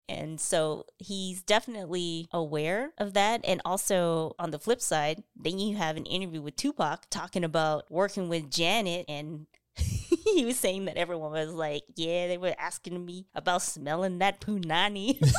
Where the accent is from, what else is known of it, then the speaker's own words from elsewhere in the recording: Canada; growing up in Canada